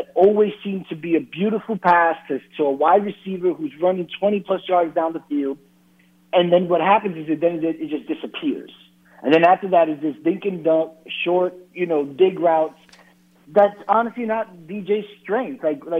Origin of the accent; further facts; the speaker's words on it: New York, United States; I grew up in New York.